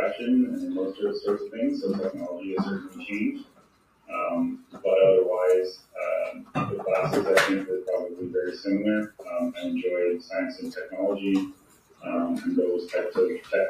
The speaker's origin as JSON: {"language": "English", "town": "North Bay", "region": "Ontario", "country": "Canada", "said": "I'm from North Bay, Ontario"}